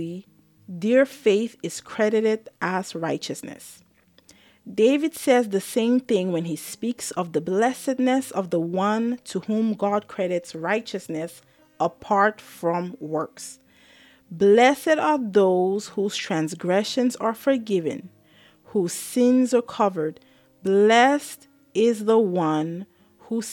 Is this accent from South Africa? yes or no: no; Cameroon; now in Maryland, United States; I'm Cameroonian. I was born in Cameroon before I came to the US.